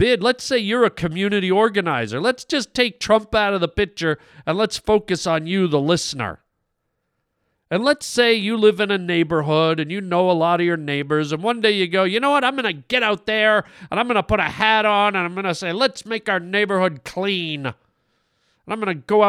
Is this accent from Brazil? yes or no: no; Canada; now in United States; I'm Canadian, man. I'm Canadian